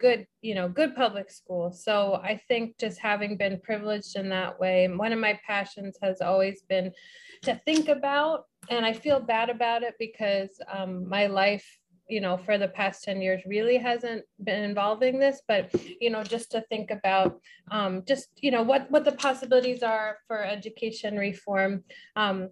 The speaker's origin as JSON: {"language": "English", "town": "St. Louis", "region": "Missouri", "country": "United States", "said": "I'm a Midwesterner from St. Louis"}